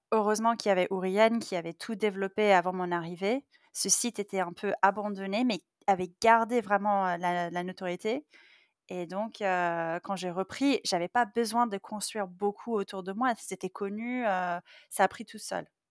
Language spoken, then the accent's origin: French; Silicon Valley, California, United States; moved away; je viens de Silicon Valley, je suis née là-dedans, euh, j'ai une double culture